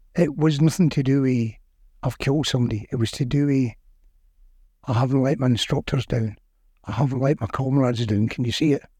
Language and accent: English; Glasgow, Scotland, United Kingdom; also born or lived in Carntyne, Glasgow; I was born in Shelston.